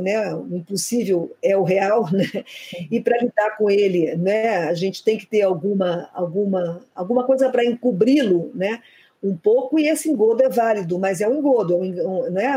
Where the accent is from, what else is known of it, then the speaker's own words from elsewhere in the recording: Rio de Janeiro, Brazil; accent: carioca; first language Portuguese; moved away as an adult; also born or lived in Portugal / Nice, France; o sotaque é carioca. Uhum. É, o sotaque a gente não perde, nunca